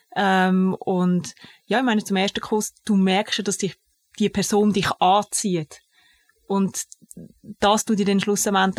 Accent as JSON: {"language": "German", "region": "Zug", "country": "Switzerland", "tie": "born or raised there", "said": "ich bin im Kanton Zug aufgewachsen"}